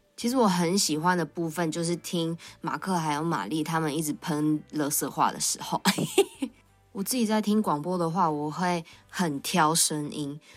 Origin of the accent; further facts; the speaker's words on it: Tamsui, New Taipei, Taiwan; 我到大班就已经搬到淡水住了